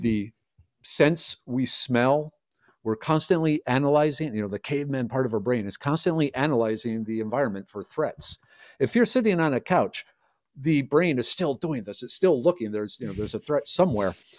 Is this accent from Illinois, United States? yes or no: no; Minnesota, United States; moved away as an adult; now in Texas, United States; I grew up in Minnesota. I, I left because of the cold weather.